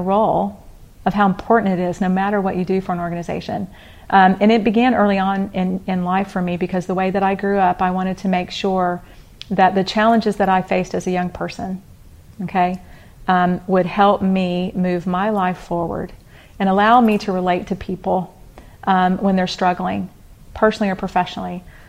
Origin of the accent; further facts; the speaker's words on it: Atlanta, Georgia, United States; born there; also born or lived in Houston, United States; So, I was born in Atlanta, Georgia